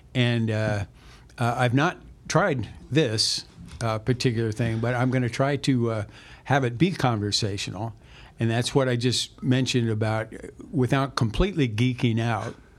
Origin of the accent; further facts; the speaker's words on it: Central Illinois, United States; we were from a small town uh, Central Illinois